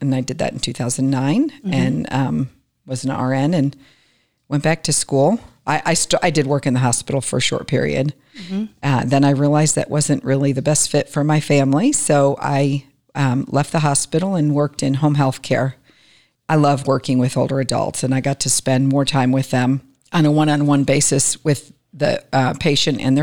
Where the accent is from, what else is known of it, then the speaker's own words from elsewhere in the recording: Plymouth, Michigan, United States; moved away as an adult; also born or lived in Northville, Michigan; now in Atlanta, United States; I am from Michigan. I grew up in Plymouth and Northville